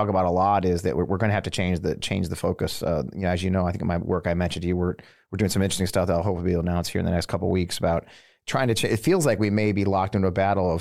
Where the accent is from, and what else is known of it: St. Louis, Missouri, United States; born or raised there; moved away as an adult